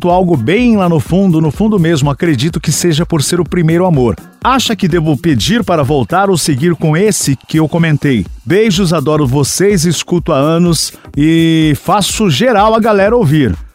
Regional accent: Belo Horizonte, Minas Gerais, Brazil

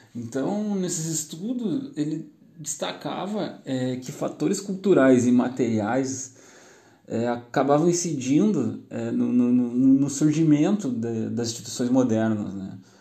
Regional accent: Gaúcho, Rio Grande do Sul, Brazil; Nós, como gaúchos, aqui, eu sou gaúcho, estou falando do Rio Grande do Sul

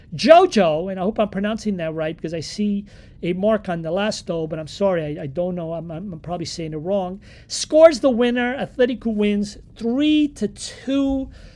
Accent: New York, United States; I grew up here in New York

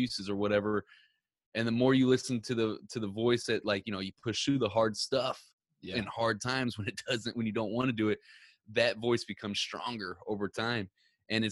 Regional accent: Ferguson, Missouri, United States; I grew up in Ferguson, Missouri.

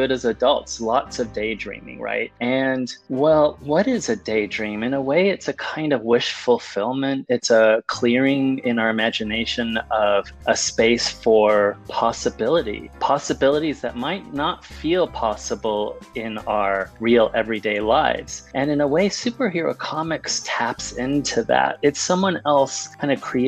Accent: California, United States; born or raised there; English is a second language; also born or lived in Mexico

